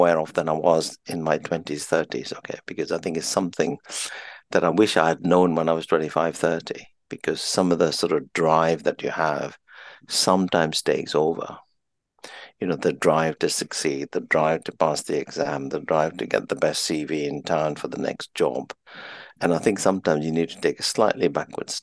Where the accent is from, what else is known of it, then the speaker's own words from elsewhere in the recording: Kenya; now in United Kingdom; I'm an Indian of Indian parents, born in Kenya, raised in Kenya